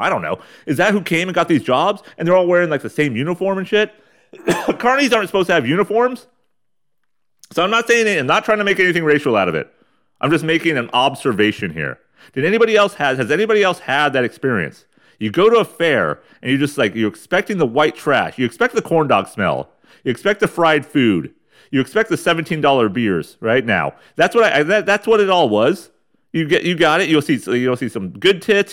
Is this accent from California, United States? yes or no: yes; Ramona, California, United States; When I was a kid, growing up in Ramona, California, the armpit of San Diego County